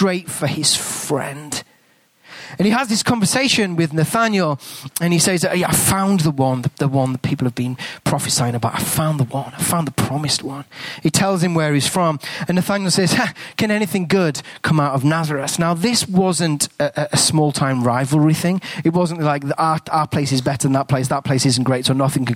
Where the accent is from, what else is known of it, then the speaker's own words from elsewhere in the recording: England, United Kingdom; accent: English; moved away as an adult; now in New Zealand; I've got an English accent. I'm not a Kiwi